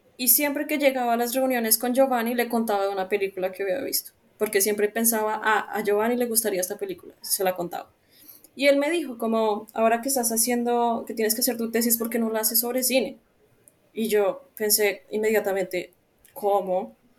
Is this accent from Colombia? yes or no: yes; Bogotá, Colombia; moved away as an adult; also born or lived in Santiago, Chile; now in Italy; yo sí crecí en Bogotá